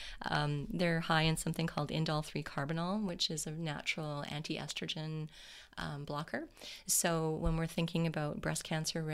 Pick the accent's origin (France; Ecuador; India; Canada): Canada; we're Canadian.